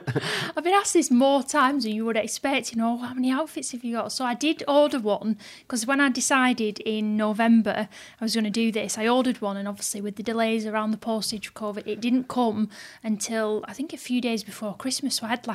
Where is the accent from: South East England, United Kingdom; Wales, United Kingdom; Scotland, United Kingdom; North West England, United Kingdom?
North West England, United Kingdom; Bolton; Born and bred in Bolton. My grandparents, grandma still lives here. They've always lived here.